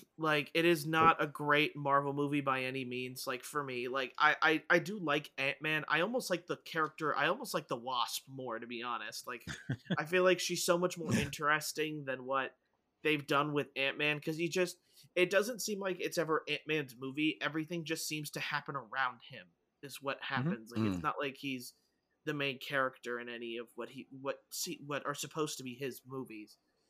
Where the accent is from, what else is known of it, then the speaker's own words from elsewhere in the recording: Pennsylvania, United States; I was raised 45 minutes outside Philly and never watched any of the Rocky movies. I'm sorry. I'm Costa Rican.